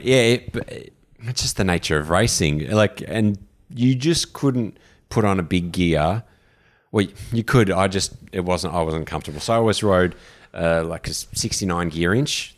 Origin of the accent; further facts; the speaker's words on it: Australia; also born or lived in London / Vancouver / San Francisco / New York; being from Australia